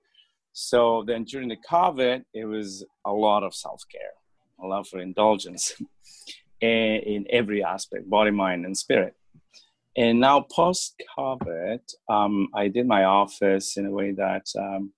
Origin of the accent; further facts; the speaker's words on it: Bolivia; moved away as an adult; now in Etobicoke, Canada; I'm originally from Bolivia, so I practice there as well